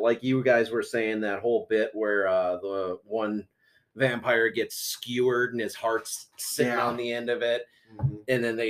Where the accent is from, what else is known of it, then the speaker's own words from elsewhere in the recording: United States; I blame me for being a dumb American.